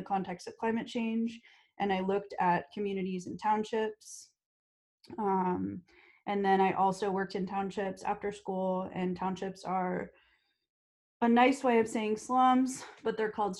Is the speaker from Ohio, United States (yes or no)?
no; Georgia, United States; moved away as an adult; also born or lived in North Carolina / Cape Town, South Africa; now in San Francisco Bay Area, United States; I grew up in Georgia